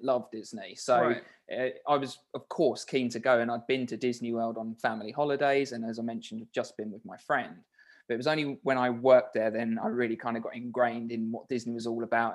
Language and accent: English; Maidstone, South East England, United Kingdom; my hometown in Maidstone, Kent